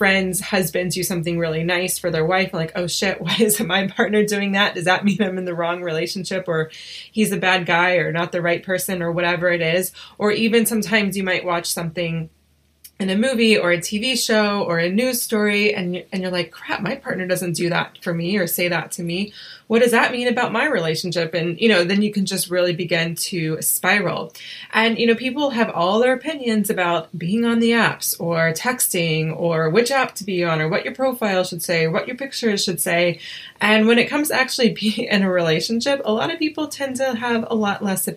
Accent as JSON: {"language": "English", "town": "Asheville", "region": "North Carolina", "country": "United States", "said": "we're both from North Carolina, or from Asheville, North Carolina"}